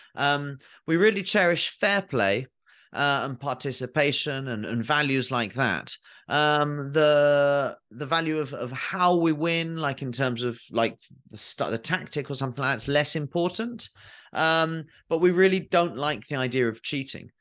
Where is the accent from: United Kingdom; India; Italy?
United Kingdom; England; as an English person, as a twelve-year-old or thirteen-year-old